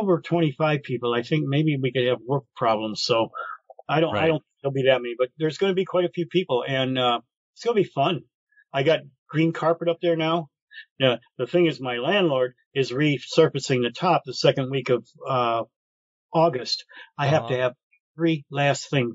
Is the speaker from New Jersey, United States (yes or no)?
no; Detroit, Michigan, United States; I grew up in Brightmore. I grew up in the wood